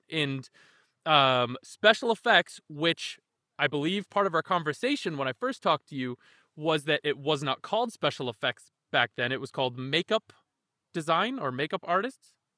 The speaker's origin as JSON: {"language": "English", "country": "Canada", "said": "we're Canadian ourselves"}